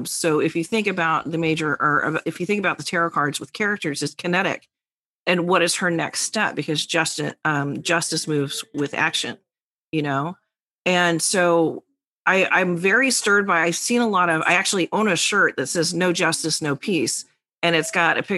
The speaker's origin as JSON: {"language": "English", "region": "New York", "country": "United States", "said": "the New Yorker."}